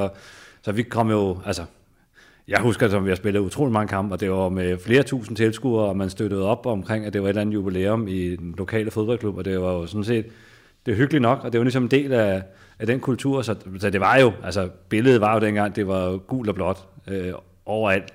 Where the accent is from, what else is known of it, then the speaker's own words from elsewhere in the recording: Tostrup, Denmark; jeg kommer fra Tostrup